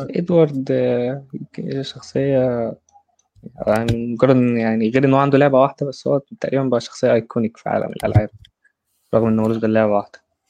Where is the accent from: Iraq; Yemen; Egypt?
Egypt; انا مصري